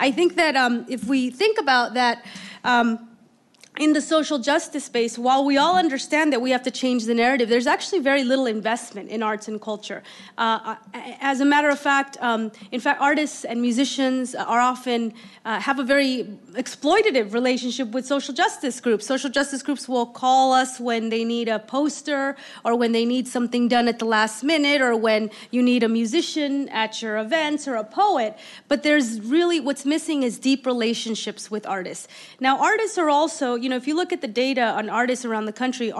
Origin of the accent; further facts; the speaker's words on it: Oakland, California, United States; I grew up in Oakland